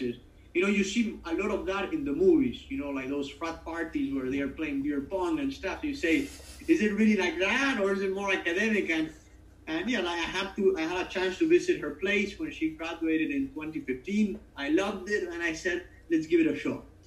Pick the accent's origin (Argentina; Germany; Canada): Argentina; moved away; we had a lot of British influence back home